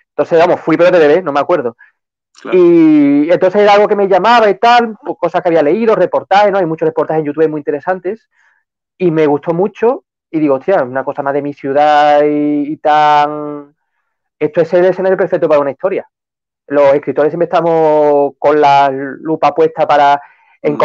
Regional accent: Seville, Andalusia, Spain; Para, para Sevilla, yo soy sevillano, y para España en general.

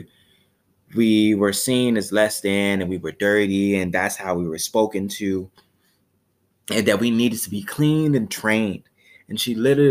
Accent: Chicago, Illinois, United States; I'm from Chicago, Chicago, Illinois

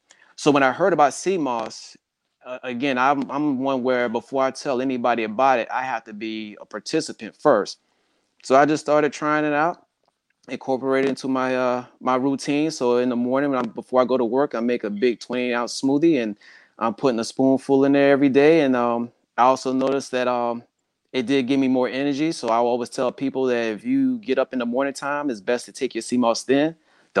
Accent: the South, United States; And growing up in the South, for the most part, being black, you just weren't going to get the same treatment

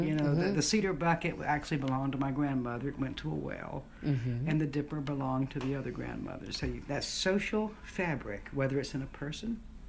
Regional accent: Roebuck, South Carolina, United States; moved away as an adult; my little hometown of Roebuck, South Carolina

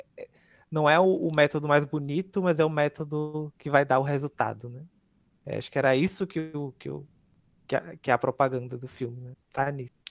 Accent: Northeast Region, Brazil; eu vou ser hostilizado com, como nordestino

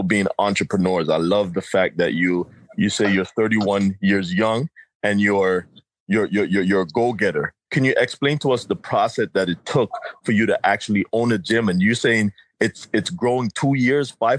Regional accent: Jamaica; I'm from Jamaica

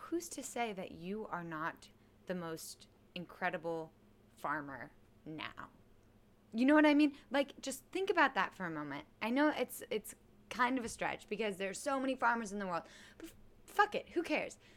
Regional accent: Kansas City, Missouri, United States; also born or lived in Charleston, West Virginia; Kansas City, Missouri

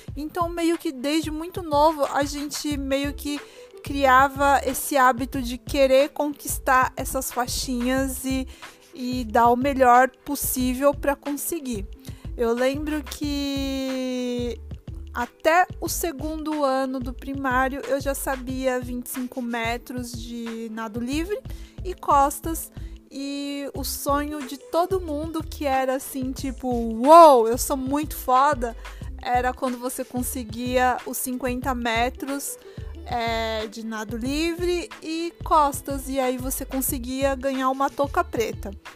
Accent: Brazil; now in Japan; Como brasileiro

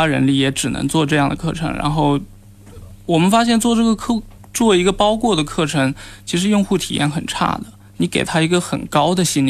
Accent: Shenzhen, Guangdong, China; also born or lived in Nanchang, Jiangxi (ancestral home) / United Kingdom; 我在深圳长大，

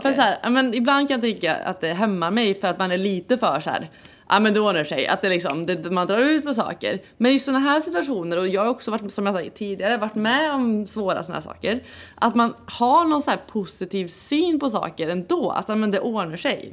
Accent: Värmland, Sweden; vi är ju båda från Värmland

